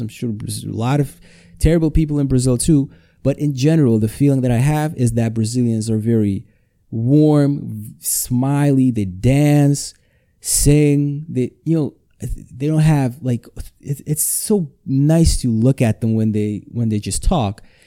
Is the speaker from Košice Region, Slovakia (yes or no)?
yes; Košice, Košice Region, Slovakia; English is a second language; I'm recording this in my hometown, Košice, Slovakia.